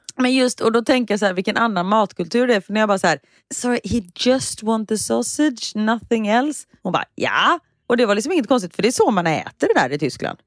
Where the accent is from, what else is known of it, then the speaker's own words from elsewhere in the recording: Gothenburg, Västra Götaland, Sweden; jag är göteborgare